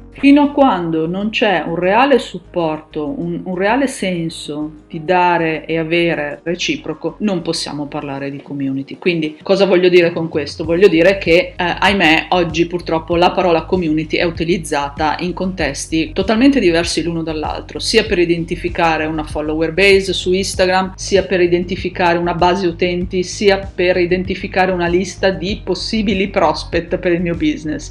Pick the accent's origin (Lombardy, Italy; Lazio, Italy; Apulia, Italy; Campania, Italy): Lombardy, Italy; Milan; sono di Milano